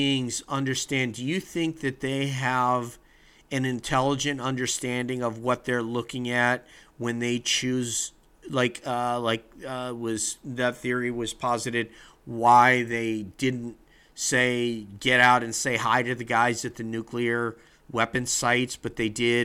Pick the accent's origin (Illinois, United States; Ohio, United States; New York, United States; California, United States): New York, United States; Hudson Valley; all around my hometown and neighboring towns